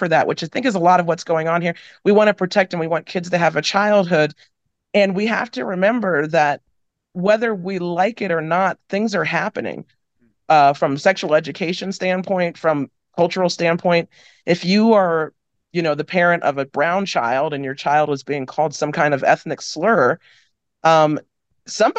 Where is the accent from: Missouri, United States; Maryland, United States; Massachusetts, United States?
Maryland, United States; Frederick County; also born or lived in Winston-Salem, North Carolina / DC area; I was born in Winston-Salem, North Carolina. I grew up in outside of the DC area, then Western Maryland, which like Frederick County, Maryland